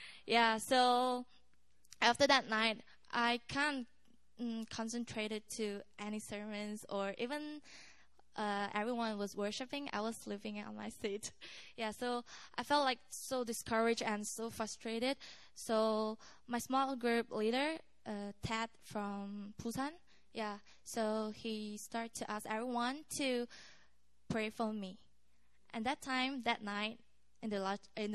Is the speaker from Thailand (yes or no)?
no; Malaysia; English is a second language; moved away as an adult; now in Korea; from Malaysia